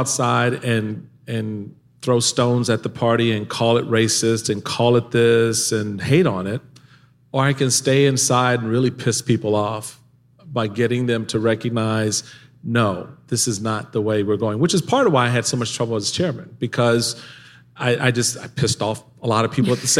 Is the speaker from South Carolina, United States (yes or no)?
no; Washington, District of Columbia, United States; growing up in Washington, D.C.